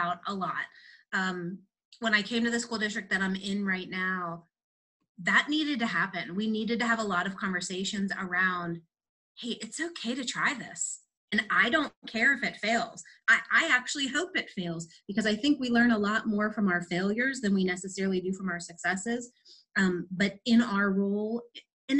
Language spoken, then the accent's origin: English; Pittsburgh, Pennsylvania, United States; born and raised in Pittsburgh, lived here all my life